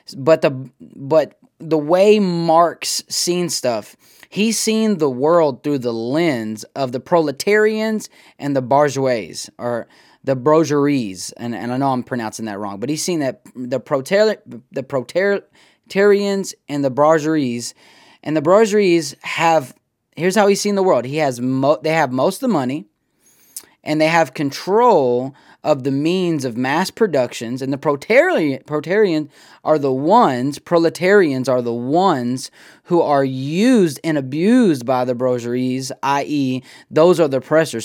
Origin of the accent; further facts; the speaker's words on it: United States; I'm an American.